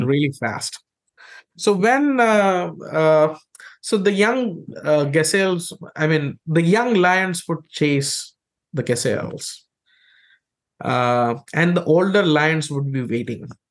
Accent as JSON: {"language": "English", "country": "India", "tie": "born or raised there", "said": "I grew up in India"}